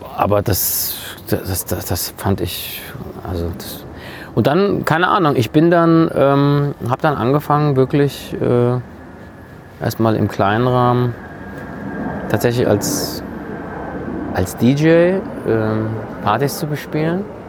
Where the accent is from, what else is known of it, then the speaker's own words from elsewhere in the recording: Germany; Ich bin in Deutschland geboren, aufgewachsen.